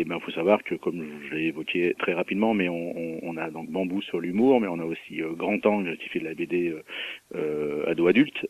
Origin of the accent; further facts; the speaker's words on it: Mâcon, Bourgogne-Franche-Comté, France; je suis né à Macon et je trouve que c'est une ville c'est une ville sympa